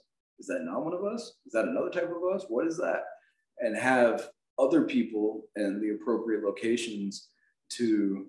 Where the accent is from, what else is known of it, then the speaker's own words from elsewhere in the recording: South Carolina, United States; Lizard Man, you know, I'm from South Carolina. So Lizard Man was a big thing when I was a kid.